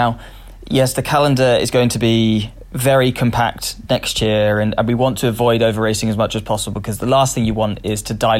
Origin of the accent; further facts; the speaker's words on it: United Kingdom; as I think as a Brit at the moment